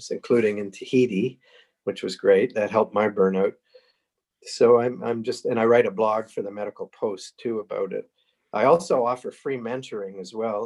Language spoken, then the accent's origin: English; Sarnia, Ontario, Canada; now in Cambridge, Canada; I was born in Sarnia 73 years ago